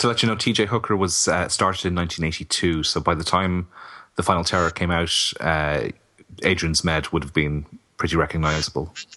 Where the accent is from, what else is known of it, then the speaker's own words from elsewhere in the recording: Kilkenny, Leinster, Ireland; my hometown of Kilkenny